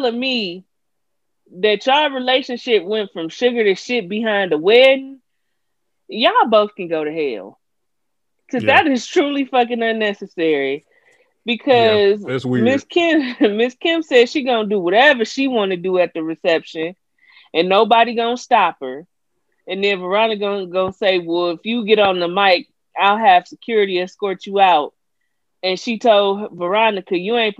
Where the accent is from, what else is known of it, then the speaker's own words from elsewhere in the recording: United States; I'm black American